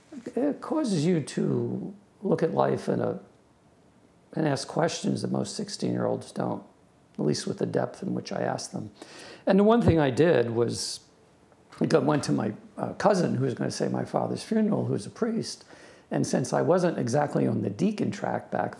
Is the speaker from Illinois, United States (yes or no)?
no; Long Island, New York, United States; I grew up in Long Island, New York